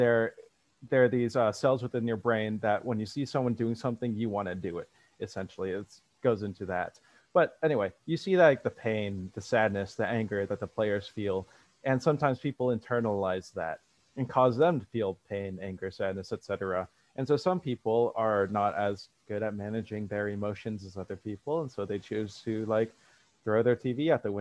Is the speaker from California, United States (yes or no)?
yes; Bay Area, California, United States; moved away as an adult; also born or lived in Ohio; I was from the Bay Area